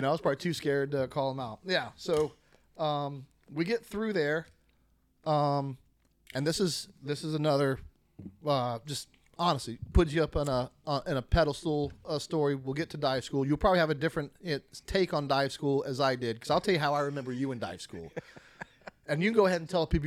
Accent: Florida, United States; I'm born and raised in Florida

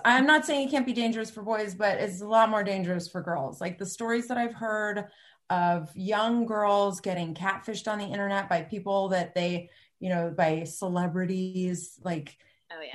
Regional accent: Cupertino, California, United States; I grew up in Cupertino

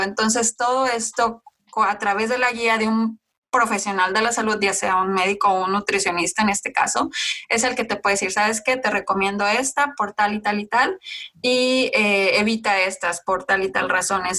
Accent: Mexico; mi parte de, de nacimiento, o sea, de dónde soy yo, o mexicana

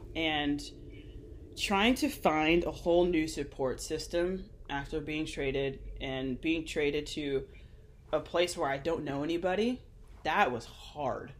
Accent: Glendale, Arizona, United States; we grew up in Glendale, Arizona

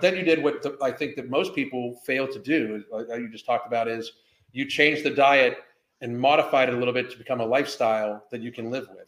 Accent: Pittsburgh, Pennsylvania, United States; now in Florida, United States; I grew up in Pittsburgh

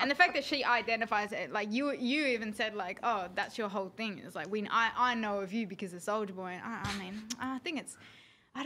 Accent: Australia; I am Australian and I do live there

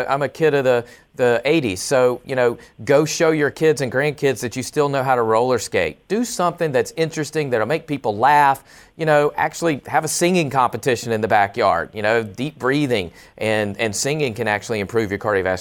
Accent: the South, United States; I'm from the South as well

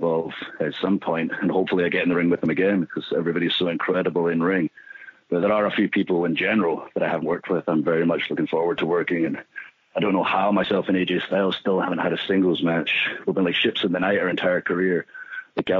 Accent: Scotland, United Kingdom; now in Tampa, United States; being from Scotland, where it's cold all the time

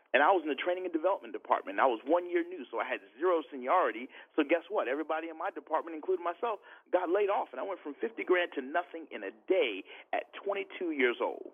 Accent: Tampa, Florida, United States; I'm born and raised in Tampa, Florida.

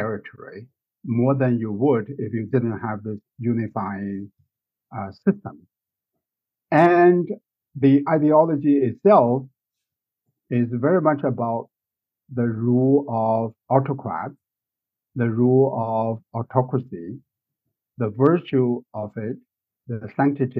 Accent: China; moved away; when I was growing up in China, I read these poems

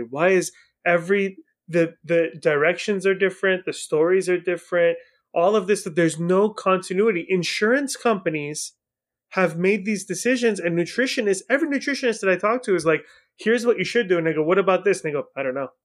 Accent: Iran; now in United States; I was born in Iran, so I'm also a foreigner

